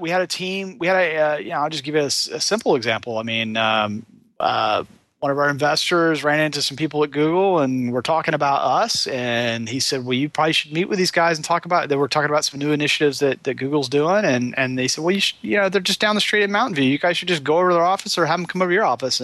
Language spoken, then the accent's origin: English; Atlanta, Georgia, United States; moved away as an adult; also born or lived in Gainesville, Georgia; now in Silicon Valley, United States; I love Atlanta. I grew up in Atlanta. My family's in Atlanta. I'm sort of a Georgia boy